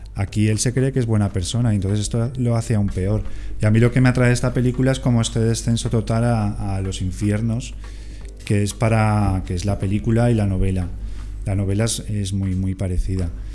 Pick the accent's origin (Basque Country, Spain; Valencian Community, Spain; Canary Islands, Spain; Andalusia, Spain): Valencian Community, Spain; Castellón de la Plana; moved away; soy de Castellón